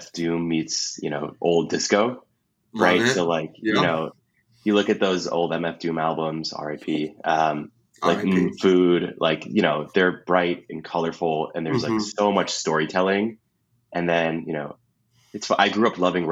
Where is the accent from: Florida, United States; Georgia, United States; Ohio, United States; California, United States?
California, United States; Los Angeles; also born or lived in Midwest; I grew up